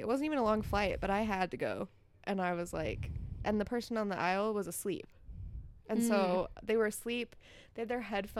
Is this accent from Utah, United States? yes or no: yes; Farmington, Utah, United States; I am from Farmington, Utah, originally.